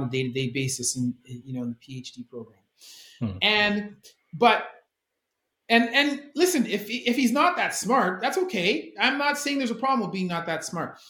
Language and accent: English; Canada; I'm a Canadian